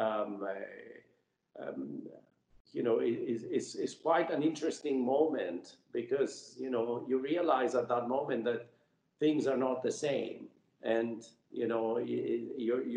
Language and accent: English; Cyprus; I grew up in Cyprus, and as a child, you know, at the age of 7 years old, we had the Turkish invasion.